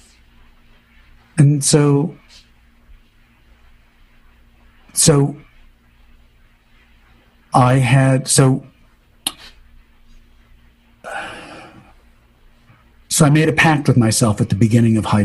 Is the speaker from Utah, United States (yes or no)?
no; Waterford, Connecticut, United States; also born or lived in New London, Connecticut; we moved from New London to Waterford, which is sort of like moving from the East Village to Chelsea